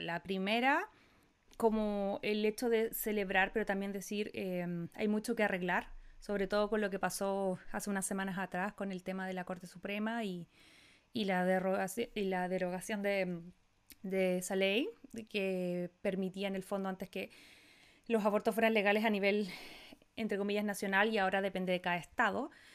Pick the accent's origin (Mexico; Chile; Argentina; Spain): Chile; now in United States; Yo siempre nací y me voy a morir chilena